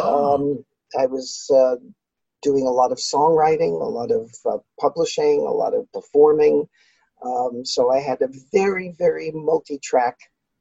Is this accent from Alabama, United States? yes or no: no; New York City, New York, United States; I grew up in New York City, in Brooklyn